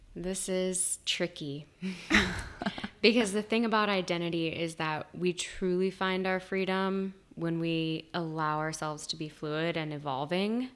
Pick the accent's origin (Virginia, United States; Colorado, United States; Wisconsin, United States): Virginia, United States; I am from Virginia